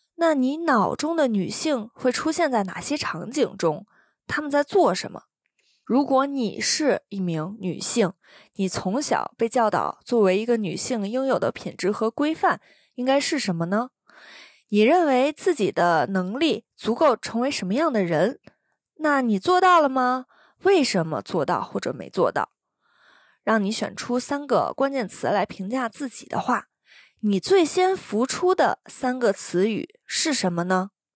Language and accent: Chinese; China; moved away as an adult; now in Taiwan; 我从小是在，呃，这边大陆的教育